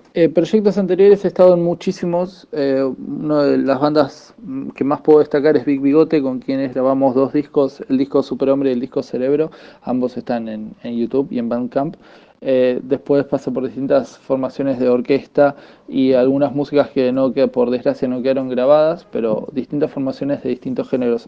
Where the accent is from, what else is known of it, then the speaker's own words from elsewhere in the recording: Avellaneda, Buenos Aires Province, Argentina; soy de Avellaneda, zona sur de Buenos Aires, Argentina.